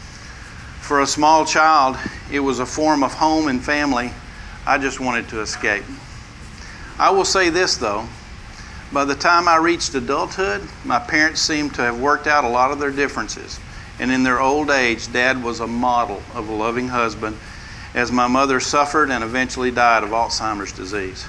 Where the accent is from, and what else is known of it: West Texas, United States; born or raised there